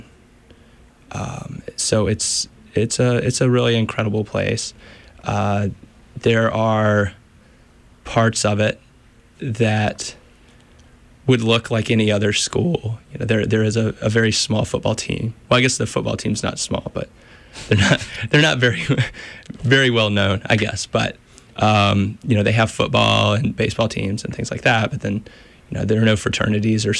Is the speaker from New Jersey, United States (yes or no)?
no; Stuart, Virginia, United States; moved away as an adult; also born or lived in North Carolina; I'm from Southwestern Virginia, a very small town called Stuart